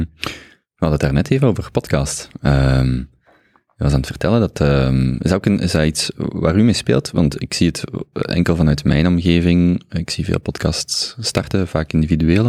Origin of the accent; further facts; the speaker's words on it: Genk, Flanders, Belgium; ik ben als Genkenaar